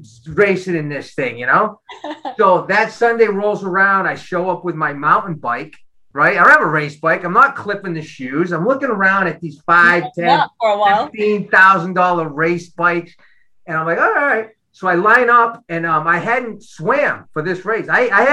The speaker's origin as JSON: {"language": "English", "town": "Boston", "region": "Massachusetts", "country": "United States", "tie": "born or raised there", "moved": "as an adult", "lives_now": "Los Angeles, United States", "said": "I'm from Boston, where we park our car and have a yard"}